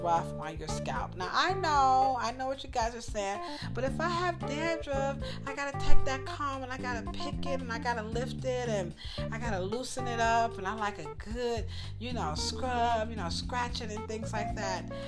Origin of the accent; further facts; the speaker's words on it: United States; I'm an American, and I'm not from Great Britain